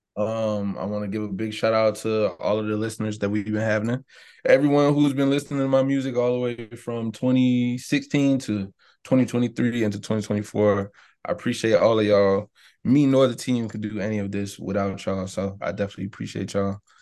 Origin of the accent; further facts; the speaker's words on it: Savannah, Georgia, United States; I'm from the South